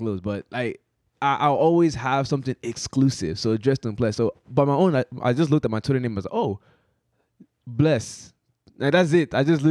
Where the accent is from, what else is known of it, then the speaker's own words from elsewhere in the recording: Lagos, Nigeria; now in United States; I was born in Lagos.